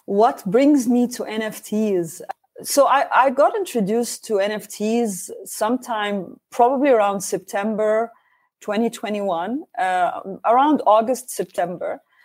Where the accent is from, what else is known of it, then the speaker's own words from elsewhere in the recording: Oman; I'm uh, from Oman, Sultanate Oman